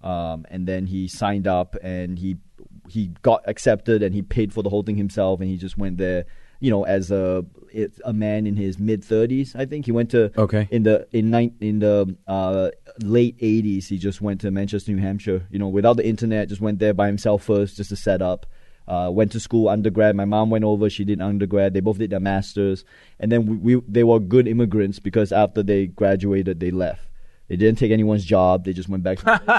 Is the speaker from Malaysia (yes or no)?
yes; Malaysia; I was born in Malaysia.